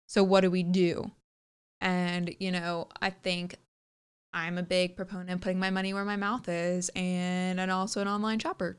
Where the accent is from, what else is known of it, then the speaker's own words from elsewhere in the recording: the South, United States; growing up in the South